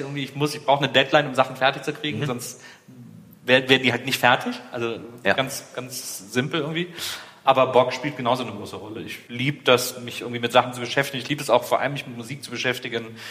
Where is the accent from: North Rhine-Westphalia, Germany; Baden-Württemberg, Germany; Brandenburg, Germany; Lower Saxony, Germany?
North Rhine-Westphalia, Germany; Wesseling; ich bin ja da im Kölner Raum aufgewachsen